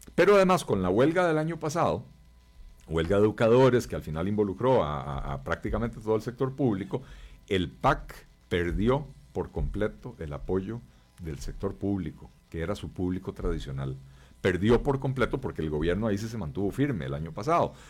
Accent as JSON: {"language": "Spanish", "country": "Costa Rica", "said": "somos todos los costarricenses"}